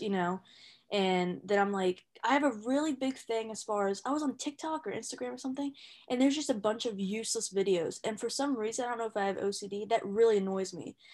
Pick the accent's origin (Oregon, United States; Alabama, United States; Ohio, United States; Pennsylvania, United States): Ohio, United States; moved away as an adult; now in California, United States; I'm from Ohio, I came out to California with my sister's family